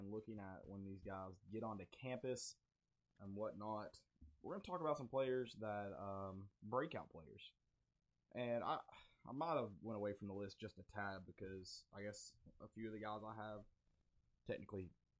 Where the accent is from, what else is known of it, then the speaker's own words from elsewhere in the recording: the South, United States; I'm from the South, so